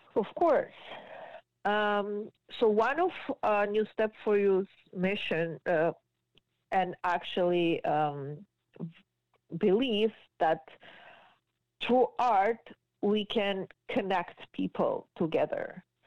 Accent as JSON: {"language": "English", "country": "Georgia", "tie": "born or raised there", "also_born_or_lived": "Israel", "second_language": "English", "moved": "as an adult", "lives_now": "Markham, Canada", "said": "I moved from Georgia when I was 19 years old"}